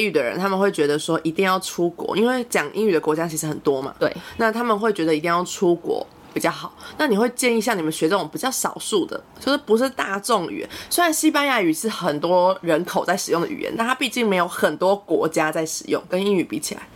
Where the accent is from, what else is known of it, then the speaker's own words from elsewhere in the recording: Taiwan; 像我们会讲闽南语一样，很多台湾人都讲闽南语